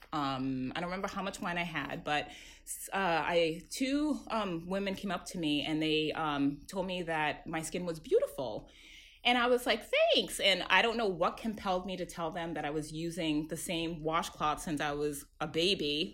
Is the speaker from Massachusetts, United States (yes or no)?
yes; Worcester, Massachusetts, United States; I am um, first generation um, Ghanaian, born and raised in Worcester, Massachusetts, um, which is about 40 minutes outside of Boston.